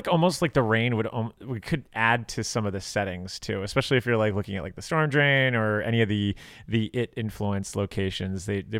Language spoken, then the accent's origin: English; Miami, Florida, United States; moved away as an adult; now in Chicago, United States; I grew up in South Florida.